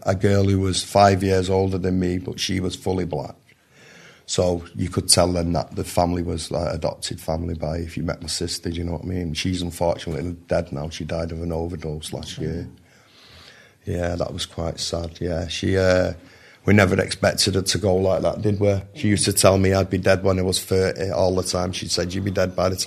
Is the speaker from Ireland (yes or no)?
no; Manchester, North West England, United Kingdom; I grew up in Ancoats, which is right near the city centre